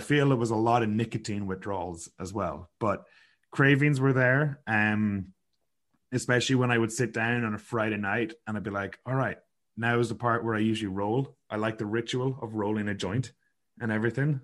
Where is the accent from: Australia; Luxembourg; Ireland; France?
Ireland; Sligo, Connacht; moved away as an adult; now in Kelowna, Canada; growing up in Sligo